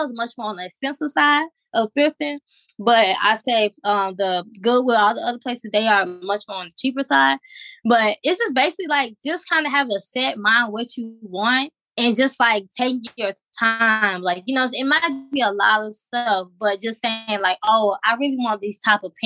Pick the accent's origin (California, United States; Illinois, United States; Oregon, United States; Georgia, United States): Georgia, United States; now in Virginia, United States; my hometown, Georgia